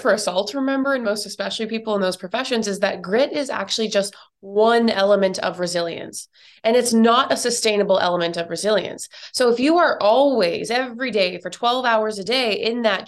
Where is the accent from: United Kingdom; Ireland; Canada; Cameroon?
Canada; now in New York, United States; I'm originally from Canada, but I now live in New York